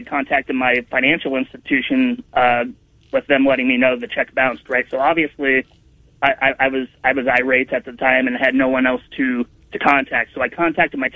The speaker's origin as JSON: {"language": "English", "town": "Newton", "region": "Iowa", "country": "United States", "tie": "born or raised there", "also_born_or_lived": "West Des Moines, Iowa", "moved": "as an adult", "lives_now": "Washington, D.C. area, United States", "said": "I was born and raised in Newton"}